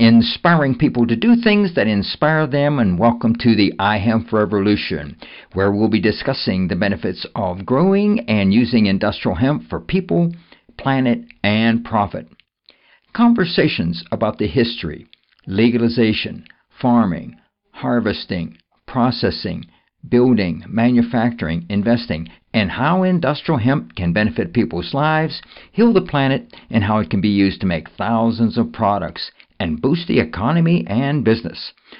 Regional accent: Western Pennsylvania, United States; I'm actually from Western Pennsylvania originally, but I'm traveling all around the country.

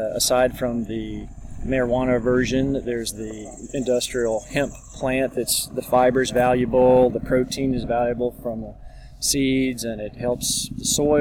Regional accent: Charlottesville, Virginia, United States; I'm from Charlottesville, Virginia

